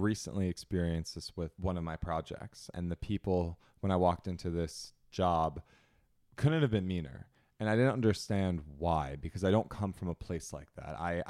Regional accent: New Jersey, United States; I'm from Jersey and Italian.

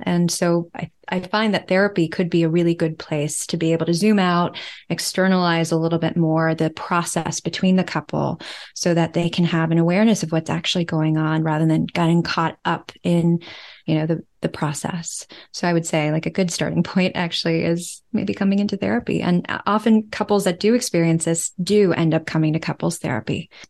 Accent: United States; moved away as an adult; also born or lived in New York City; now in Amsterdam, Netherlands; I'm from the United States

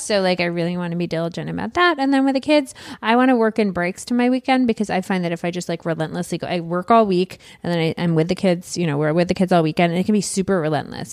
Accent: Michigan, United States; I'm from Michigan.

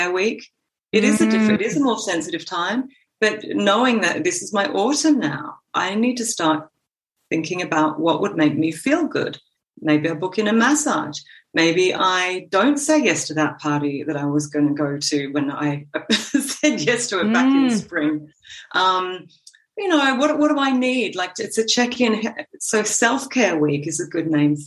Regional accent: Gold Coast, Queensland, Australia; moved away as an adult; also born or lived in Sydney, Australia / United Kingdom; now in Copenhagen, Denmark; I was born in Sydney and grew up on the Gold Coast.

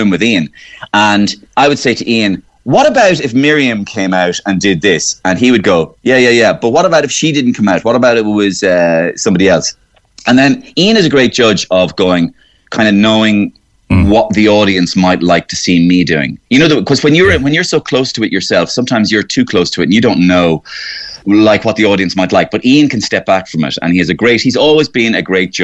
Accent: Waterford, Munster, Ireland; moved away; also born or lived in Cork; I'm from Waterford

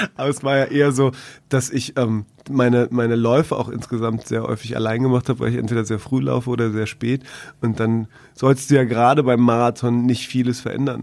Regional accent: Berlin, Germany; als Berliner

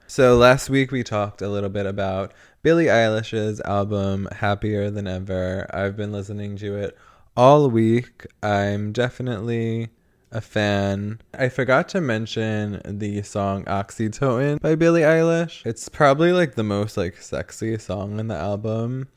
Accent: New York, United States; moved away; the only way I would move back to New York, I think, is if I could afford to live in Manhattan

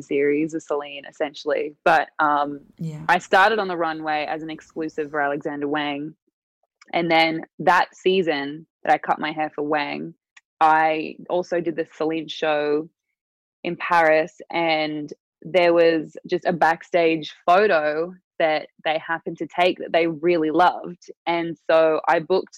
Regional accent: Newcastle, New South Wales, Australia; moved away as an adult; my hometown, Newcastle

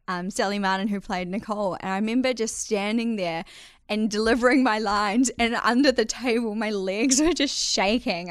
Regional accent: Whangamata, Waikato, New Zealand; moved away as an adult; I actually grew up in a little coastal town on the Coromandel called Whangamata

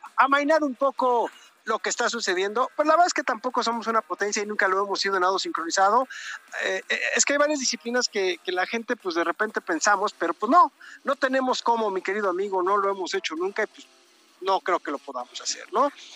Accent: Mexico; por ser mexicanos

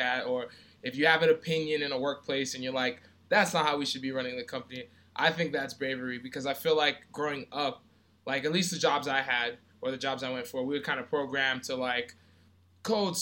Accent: Brentwood, New York, United States; I grew up in Brentwood, Long Island

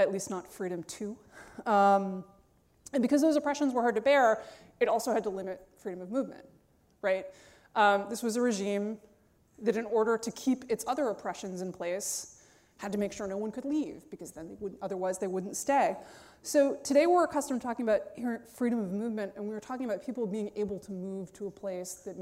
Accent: New York City, New York, United States; I grew up on the Upper West Side of Manhattan

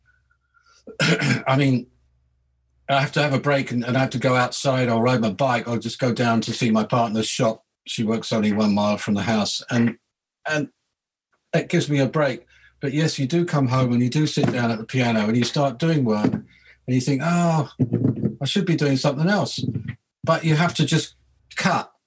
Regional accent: London, United Kingdom; moved away as an adult; I'm a Londoner. So I've lived in London all my life up until recent decades

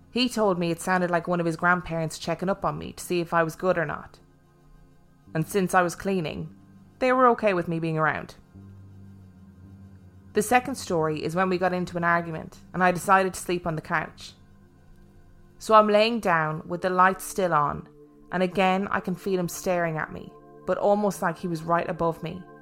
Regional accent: Los Angeles, California, United States; now in Honolulu, United States; I'm originally from Los Angeles, California, and about three years ago, my boyfriend and I moved to Honolulu, Hawaii.

